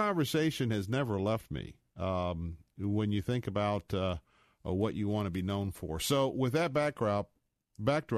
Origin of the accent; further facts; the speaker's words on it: Tampa, Florida, United States; I'm from Tampa, Florida